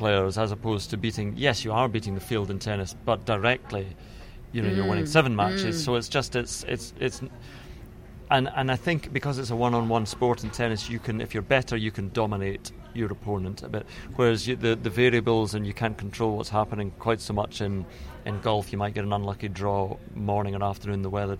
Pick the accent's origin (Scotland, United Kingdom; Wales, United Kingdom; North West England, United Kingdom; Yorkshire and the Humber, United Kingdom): Scotland, United Kingdom; Troon; But I grew up in Troon, which is golf country.